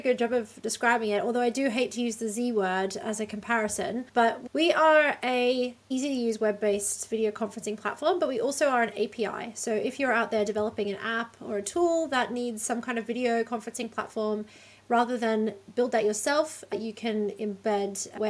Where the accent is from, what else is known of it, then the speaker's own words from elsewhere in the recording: Australia; accent: Australian; now in Amsterdam, Netherlands; I'm Australian, you can probably tell from my accent, although I actually find Americans lately really get confused about whether or not I'm British.